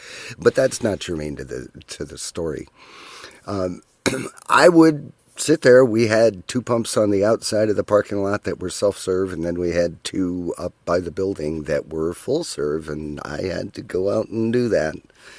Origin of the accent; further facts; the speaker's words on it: Minnesota, United States; I grew up in Minnesota, in the U.S.